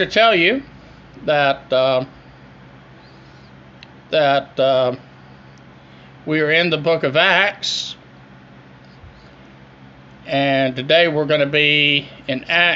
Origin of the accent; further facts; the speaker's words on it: Greenville, South Carolina, United States; originating live and direct from my hometown of Greenville, South Carolina